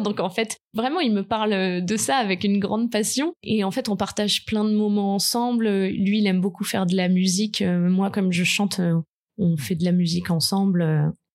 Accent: French Riviera, Provence-Alpes-Côte d'Azur, France; je viens euh, de la Côte d'Azur, donc j'ai plutôt un lycée agréable

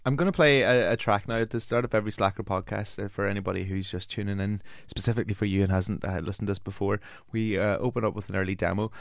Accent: Omagh, Northern Ireland, United Kingdom; I'm from Omaha

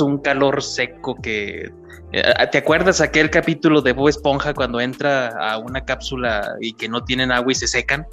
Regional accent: Durango, Mexico; soy de Durango, México

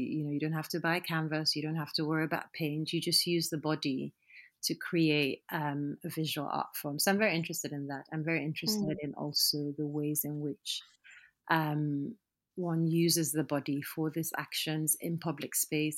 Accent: Nigeria; also born or lived in United Kingdom; I'm Nigerian.

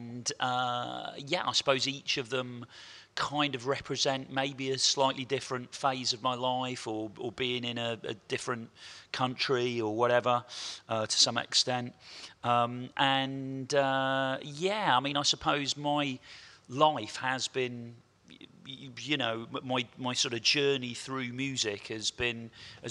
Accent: Portishead, South West England, United Kingdom; Me and my best mate, …, we grew up in Porter's Head in the southwest of England and went to the same school as ….

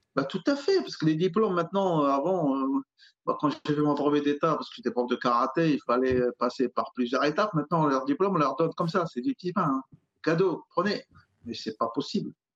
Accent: Alfortville, Île-de-France, France; j'ai grandi à Alfortville

